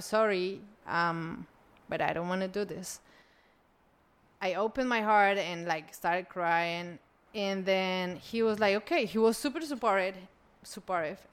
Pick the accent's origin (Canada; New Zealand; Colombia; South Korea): Colombia; I was born in Colombia